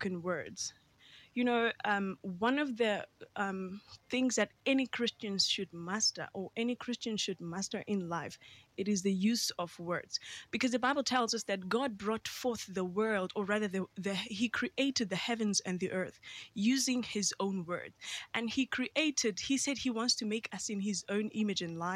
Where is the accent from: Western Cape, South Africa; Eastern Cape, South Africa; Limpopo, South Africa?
Eastern Cape, South Africa; Queenstown; I was born and bred in Queenstown, Eastern Cape